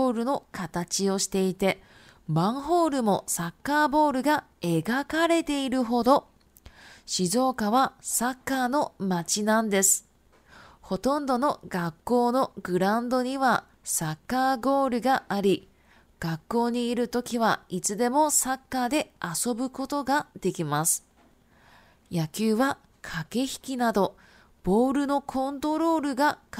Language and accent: Chinese; Shizuoka, Japan; born there; Chinese is a second language; 因为我本身是日本人，那我是从这个静冈县出生的哈。静冈县呢，它是一个足球非常非常有名的一个县市